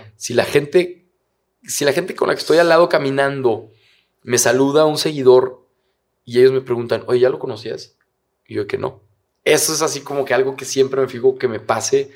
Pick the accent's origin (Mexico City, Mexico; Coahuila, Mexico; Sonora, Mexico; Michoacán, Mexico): Coahuila, Mexico; Torreón; moved away as an adult; now in Monterrey, Mexico; yo, soy de Torreón y llevo ya seis años acá en Monterrey.